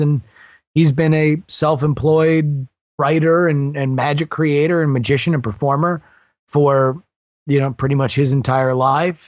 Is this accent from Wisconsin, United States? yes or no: no; Fort Lauderdale, Florida, United States; also born or lived in Texas / California / Syracuse, New York; I was born in Texas. I lived in California and South Florida and pretty much Sun Belt states my entire life, and mostly grew up around the Fort Lauderdale area